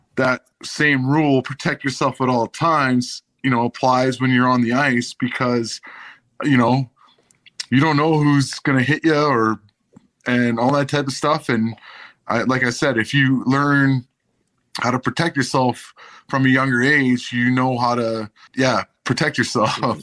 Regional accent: Vancouver, British Columbia, Canada; moved away; play junior hockey for my hometown team

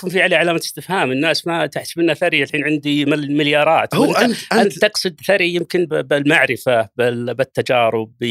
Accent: Riyadh, Riyadh Province, Saudi Arabia; بدايه السبعينات يعني ميلاديه عشت وتربيت في في مدينه الرياض في كنف الوالد الله يغفر له ويرحمه توفى عام 1410 كان في هذاك الوقت تقريبا عمري 16 أو 17 سنة

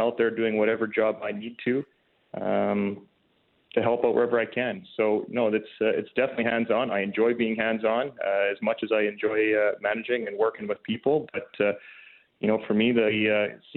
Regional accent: Cochrane, Alberta, Canada; my hometown's Cochrane.

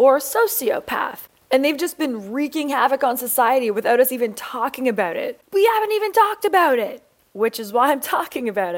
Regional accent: Canada; being brought up Canadian

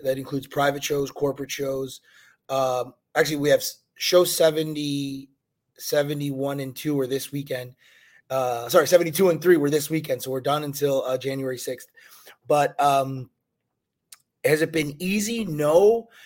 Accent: Chicago, Illinois, United States; now in Fort Lauderdale, United States; I'm from Chicago

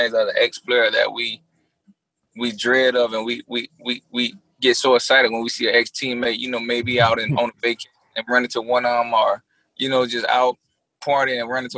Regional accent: Miami, Florida, United States; born or raised there

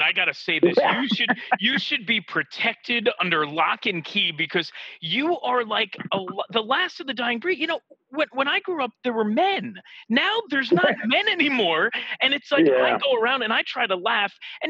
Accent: New York City, New York, United States; I'm from Queens.

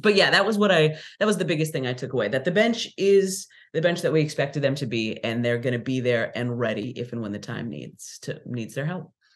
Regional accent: California, United States; moved away as an adult; now in Philadelphia, United States; I'm from California

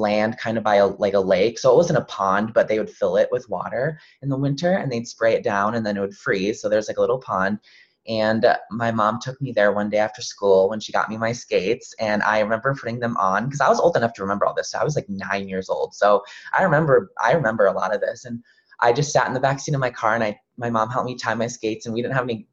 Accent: Loyal, Wisconsin, United States; I'm from central Wisconsin. So I grew up in a little tiny town. It's called Loyal

